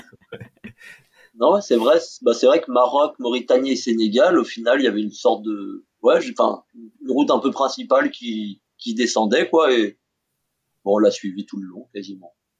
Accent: France; chez nous

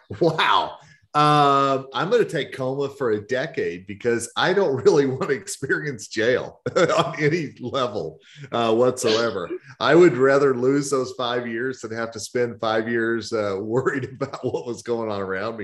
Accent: the South, United States; So Rhonda, since you are the lady, and I am from the South, ladies first.

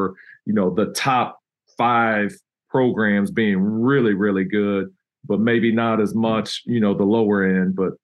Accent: Texas, United States; moved away as an adult; now in Troy, United States; we grew up in Texas, and so we're Mexican food fans

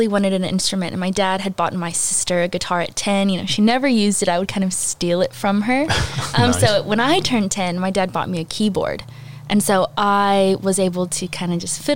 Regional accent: Alvin, Texas, United States; I grew up in the Alvin area. All my life, I homeschooled in Alvin.

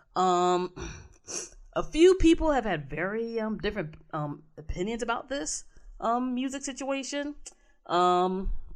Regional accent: Maryland, United States; my home state

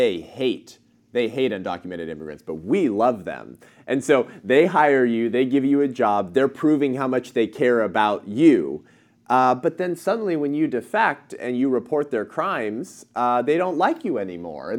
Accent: Southern California, United States; I'm born and raised in Southern California

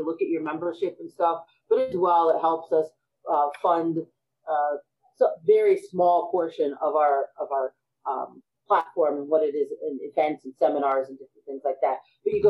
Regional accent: United States; Absolutely. You know, again, we're American.

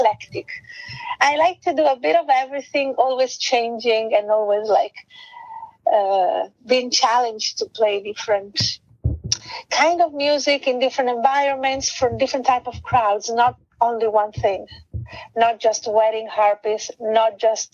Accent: Italy; first language Italian; English is a second language; moved away as an adult; also born or lived in London / Thailand; my first language is Italian, mm-hmm. and then English

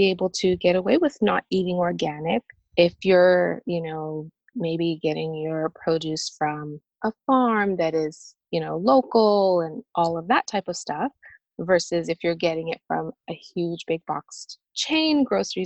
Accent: Canada; moved away as an adult; now in Nashville, United States; I'm Canadian and I actually relocated from Canada to the US. I'm now living near Nashville, Tennessee

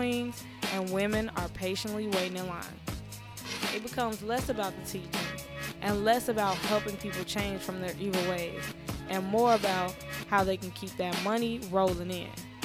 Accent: Chicago, Illinois, United States; As a Chicagoan

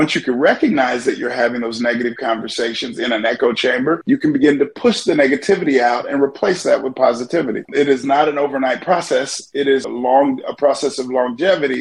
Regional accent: Kansas, United States; moved away as an adult; also born or lived in Long Beach, California; I grew up in Kansas

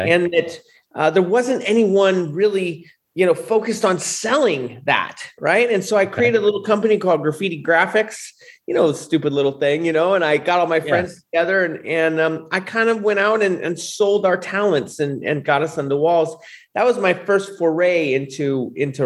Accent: San Francisco, California, United States; also born or lived in Sacramento; I grew up in San Francisco, kind of the gold rush out here.

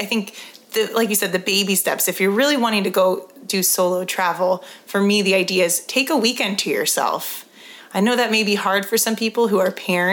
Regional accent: California, United States; now in Colorado, United States; I'm from California, you know, I live in Colorado

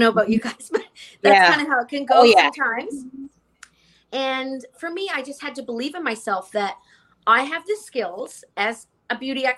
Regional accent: Canada; moved away as an adult; now in New York, United States; I'm Canadian

